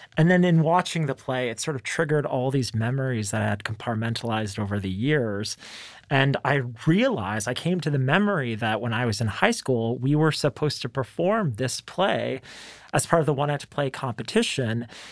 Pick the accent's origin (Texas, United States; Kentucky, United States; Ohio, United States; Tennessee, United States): Texas, United States; Dallas; I'm from Dallas, and, you know, this is the place that raised us